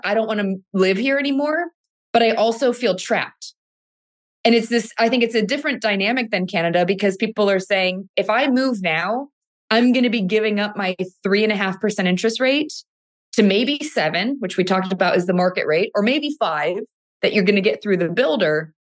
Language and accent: English; Cleveland, Ohio, United States; moved away as an adult; now in California, United States; born and raised in Cleveland, Ohio, but I've lived in California now for the past ten years.